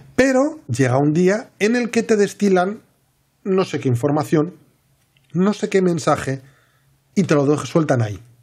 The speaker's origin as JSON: {"language": "Spanish", "region": "Asturias", "country": "Spain", "said": "yo soy de Asturias"}